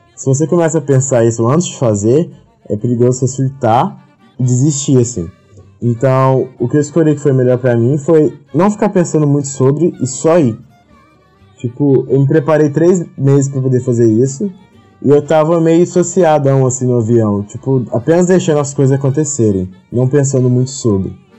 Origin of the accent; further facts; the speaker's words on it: Minas Gerais, Brazil; moved away as an adult; also born or lived in Campinas; now in Tilburg, Netherlands; eu sou de Minas Gerais e eu mudei em 2014 para Campinas para fazer Unicamp